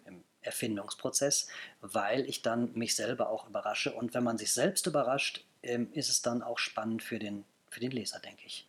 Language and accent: German; Bonn, North Rhine-Westphalia, Germany; now in Berlin, Germany; Ich bin gebürtiger Bonner